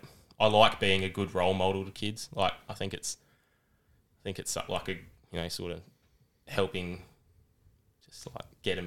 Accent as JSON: {"language": "English", "town": "Adelaide", "region": "South Australia", "country": "Australia", "said": "I'm from Adelaide, SA. I'm from down near McLaren Vale."}